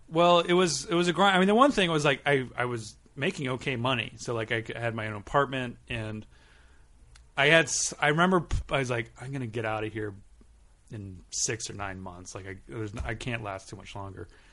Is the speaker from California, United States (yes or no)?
yes; Southern California, United States; also born or lived in Long Beach / Westchester, Los Angeles / Berkeley; now in Los Angeles, United States; I grew up in Southern California